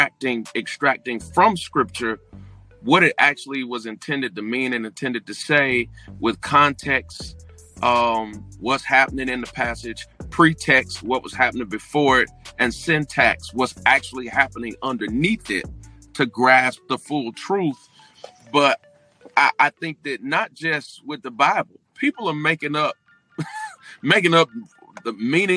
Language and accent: English; St. Petersburg, Florida, United States; I was raised in St. Petersburg, Florida.